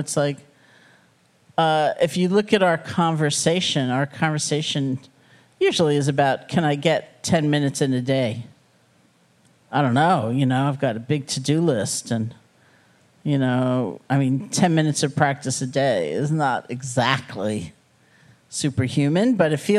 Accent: New York City, New York, United States; also born or lived in Buffalo; I grew up in New York City.

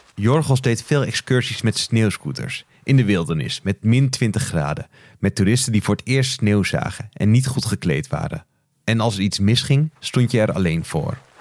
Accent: Beverwijk, North Holland, Netherlands; mijn geboortestad Beverwijk

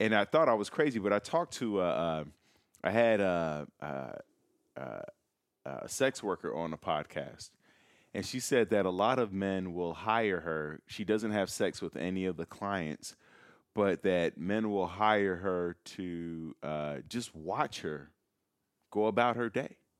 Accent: Chicago, Illinois, United States; now in Los Angeles, United States; I'm from Chicago.

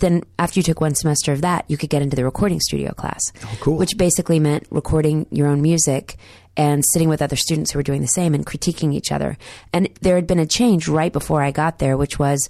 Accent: Dallas, Texas, United States; accent: Southern; I grew up in Dallas in the 80s mostly

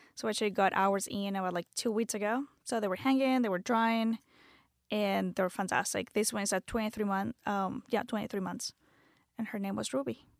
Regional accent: Venezuela; English is a second language; moved away as an adult; also born or lived in Canada; now in United States; I'm from born and raised in Venezuela, moved to the States when I was twenty-one

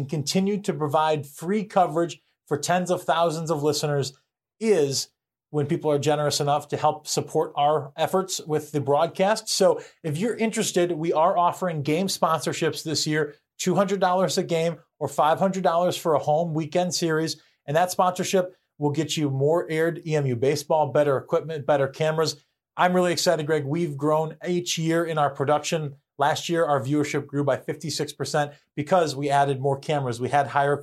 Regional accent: Midwest, United States; moved away; Growing up in the Midwest

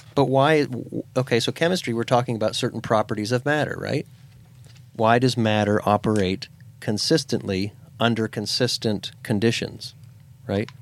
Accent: Pennsylvania, United States; moved away; I grew up in Pennsylvania.

